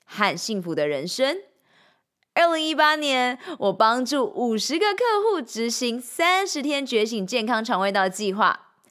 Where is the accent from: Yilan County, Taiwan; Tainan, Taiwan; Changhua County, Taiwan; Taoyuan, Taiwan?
Changhua County, Taiwan; moved away as an adult; also born or lived in Shanghai; now in Taipei, Taiwan; 三年前，我从上海搬回台湾 从彰化老家上台北拼人生